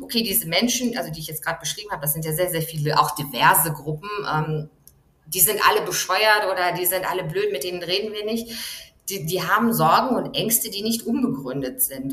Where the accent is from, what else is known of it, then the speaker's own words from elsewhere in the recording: Germany; moved away; Ich komme aus einem Land, aus Deutschland